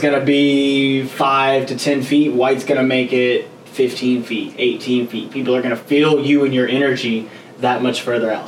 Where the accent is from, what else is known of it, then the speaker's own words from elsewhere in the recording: Gainesville, Georgia, United States; also born or lived in Gwinnett County, Georgia; now in Atlanta, United States; I was born in Gwinnett, grew up in Gainesville, and moved to downtown.